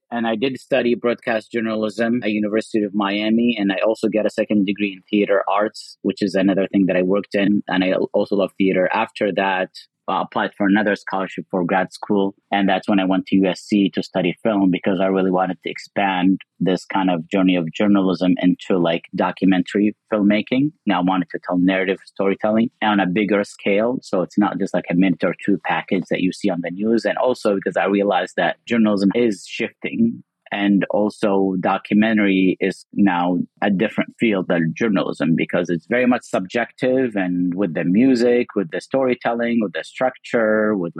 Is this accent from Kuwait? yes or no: yes; Kuwait; Well, as a Muslim growing up in Kuwait post 9/11, I just thought